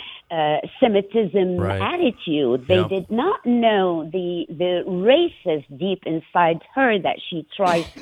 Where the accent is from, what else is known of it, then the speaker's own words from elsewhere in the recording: Iraq; now in Minnesota, United States; I'm no longer an Iraqi or came from Iraq